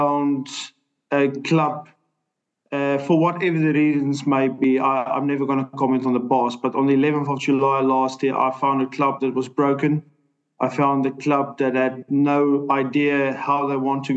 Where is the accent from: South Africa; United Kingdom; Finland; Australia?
South Africa; moved away as an adult; also born or lived in Ireland; will always, always, always back my home country. I'm a South African